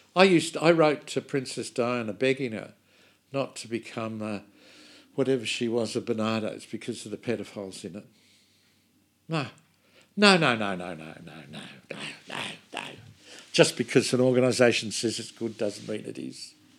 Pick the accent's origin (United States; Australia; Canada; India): Australia; from Australia